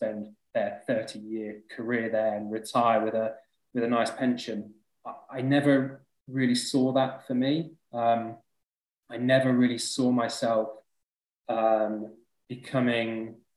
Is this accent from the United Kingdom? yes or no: yes; Leicester, East Midlands, United Kingdom; moved away as an adult; also born or lived in London; So I moved down to London when I was 21 from Leicester. That's where I'm from.